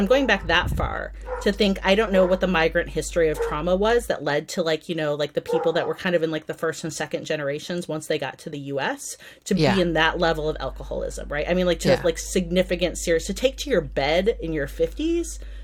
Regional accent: United States; being an American who has a migrant history

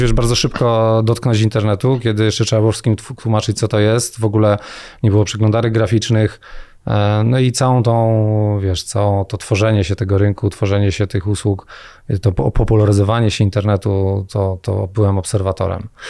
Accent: Jaworzno, Silesian Voivodeship, Poland; also born or lived in Gliwice / Rybnik; ja w ogóle jestem z Jaworzna

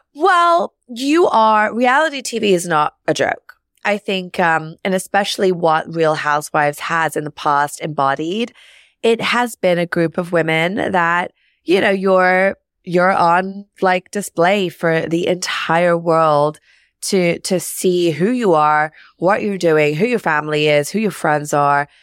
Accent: London, United Kingdom; moved away as an adult; now in New York, United States; I grew up in London, uh, on the, in the suburbs.

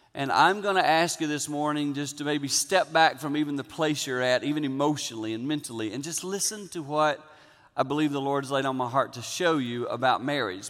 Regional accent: Six Mile, South Carolina, United States; I grew up in Six Mile, South Carolina. I grew up on a little farm

